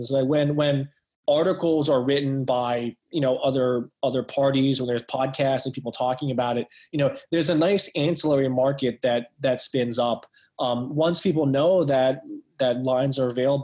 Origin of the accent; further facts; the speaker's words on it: Pittsburgh, Pennsylvania, United States; I was born and raised in Pittsburgh